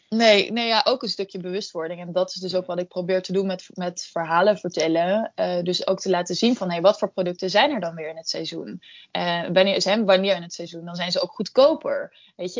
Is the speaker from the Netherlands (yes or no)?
yes; Netherlands